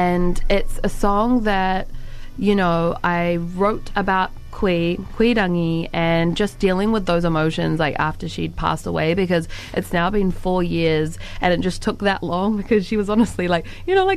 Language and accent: English; Waikato, New Zealand; I'm from Te Puaho Waikato. I'm from Tainui